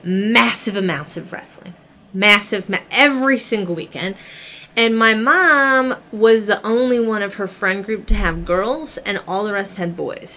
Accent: Midwest, United States; as a kid growing up in the Midwest

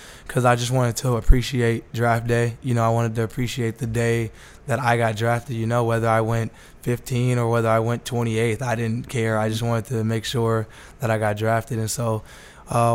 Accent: Las Vegas, Nevada, United States; I'm born and raised from Las Vegas

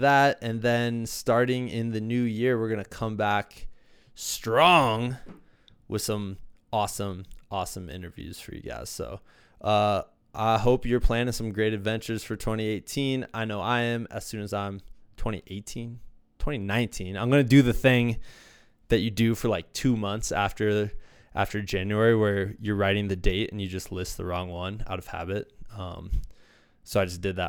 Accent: Iowa, United States; now in Colorado, United States; I'm from Iowa

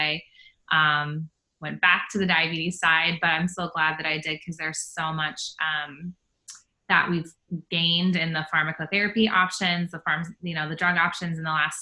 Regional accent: Harrison, Ohio, United States; also born or lived in Columbus, Ohio / Dayton, Ohio; I'm originally from Harrison, Ohio, which is on the west edge of Cincinnati area. And so, I grew up in Ohio

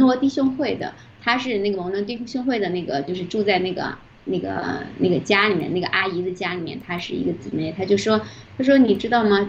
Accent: southern China, China; moved away as an adult; also born or lived in Vancouver, Canada; now in Canada; 我是南方人

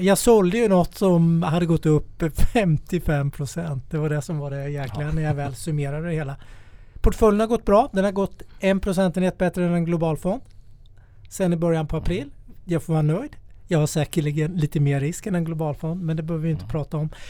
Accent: Småland, Sweden; jag är från Småland, där har vi mycket träd

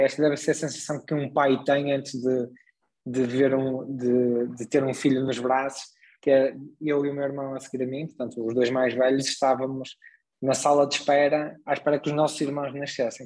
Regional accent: Braga, Norte, Portugal; also born or lived in Vila Nova de Gaia; vim muito novo morar para Braga, portanto vim com 4 anos para Braga, portanto, já basicamente sou um bracarense, considero-me um bracarense

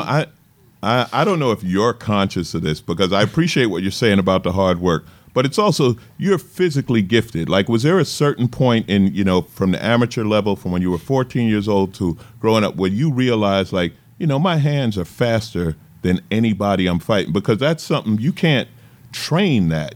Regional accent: New York, United States; I grew up in New York, and the East Coast

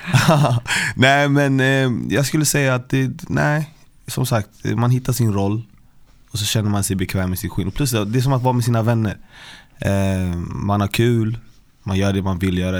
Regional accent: Stockholm, Stockholm County, Sweden; Jag är från Västerort, Westside, Vällingby, Hässelby

